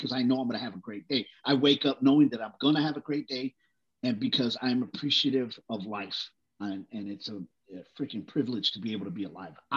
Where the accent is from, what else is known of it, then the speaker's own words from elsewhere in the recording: Brawley, California, United States; also born or lived in Texas; We moved to California. My parents, you know, were looking for work. So we moved to a little community, Brawley, California, agricultural area